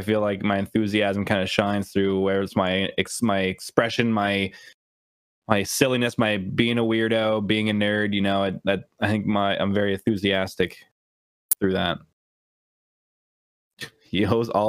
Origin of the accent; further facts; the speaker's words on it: Canada; I'm Canadian